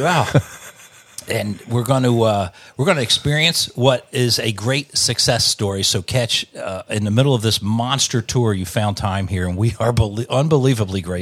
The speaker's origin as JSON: {"language": "English", "town": "Wilmington", "region": "Delaware", "country": "United States", "tie": "born or raised there", "said": "I grew up in Wilmington, Delaware"}